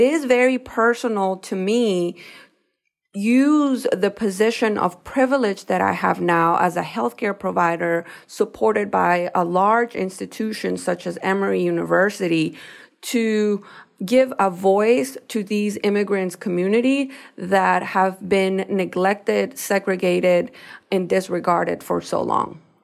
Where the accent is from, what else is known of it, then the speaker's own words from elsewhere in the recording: Ecuador; now in United States; I am a Latina, I am from Ecuador, that not only that, but I was not born here in the United States.